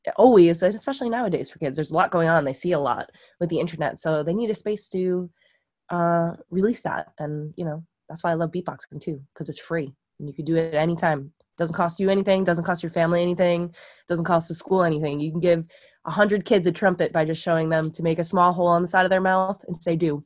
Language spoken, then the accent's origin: English; Long Island, New York, United States; I grew up on Long Island, so there's the beach and everything